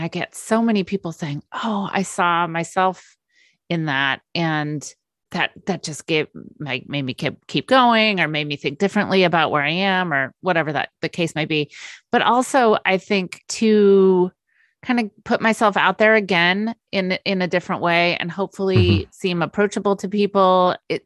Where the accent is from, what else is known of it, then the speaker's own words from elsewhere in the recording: Napa Valley, California, United States; also born or lived in London; growing up in the Napa Valley